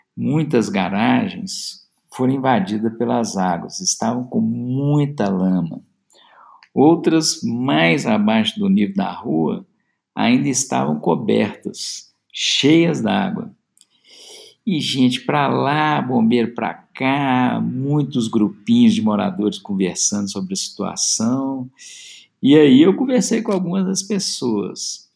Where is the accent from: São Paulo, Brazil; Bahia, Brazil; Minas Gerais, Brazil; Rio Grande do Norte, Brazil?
Minas Gerais, Brazil; Belo Horizonte; sou de Belo Horizonte, BH, como dizemos aqui